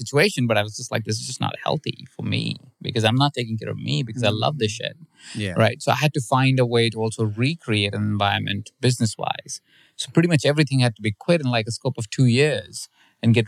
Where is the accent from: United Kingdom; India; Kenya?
India; My parents are Indian. I'm from India myself